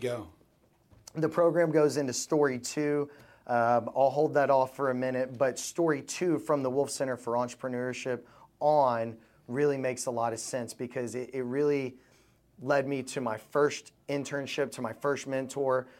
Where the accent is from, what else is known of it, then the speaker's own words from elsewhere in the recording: Louisville, Kentucky, United States; I was raised in Louisville, Kentucky.